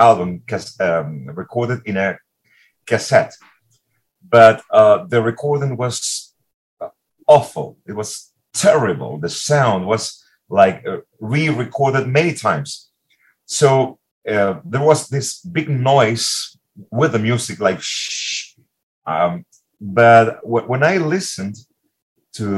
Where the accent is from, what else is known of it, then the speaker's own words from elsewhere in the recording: Caracas, Capital District, Venezuela; Caracas, my hometown.